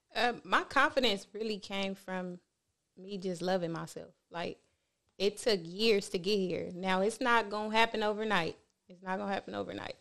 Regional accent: Compton, California, United States; I'm from Compton

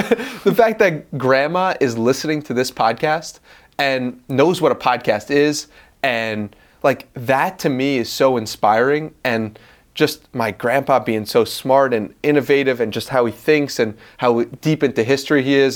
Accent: Long Island, New York, United States; now in Austin, United States; I'm from Long Island, New York

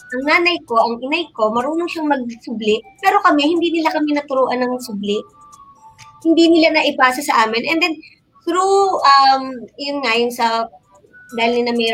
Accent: Batangas City, Calabarzon, Philippines; ako sa talumpok ako lumaki, doon ako ipinanganak.

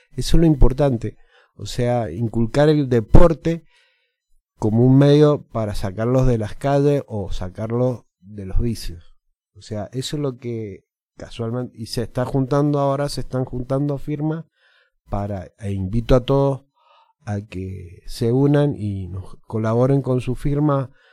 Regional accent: Argentina; los argentinos somos

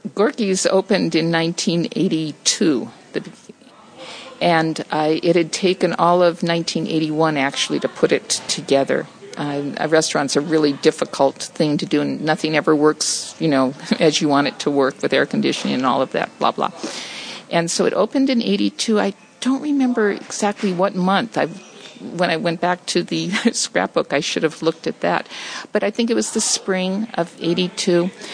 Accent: Los Angeles, California, United States; also born or lived in Silver Lake, Los Angeles; I grew up in Echo Park

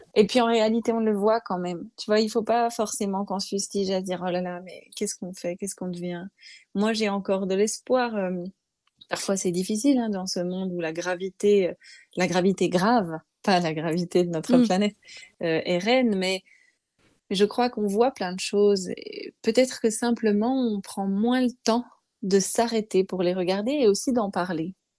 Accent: Montbéliard, Bourgogne-Franche-Comté, France; dans ma ville natale à Montbéliard

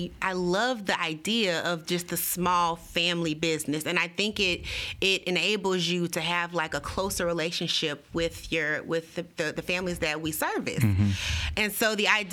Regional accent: Baton Rouge, Louisiana, United States; this is my hometown

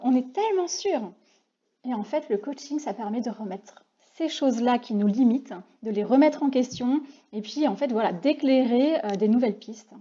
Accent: Reims, Grand Est, France; nous sommes toutes les trois des rémoises

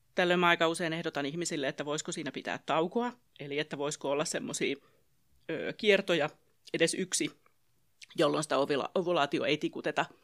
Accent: Pirkanmaa, Finland; mä olen täältä Pirkanmalta kotoisin ja asun perheeni kanssa Tampereella

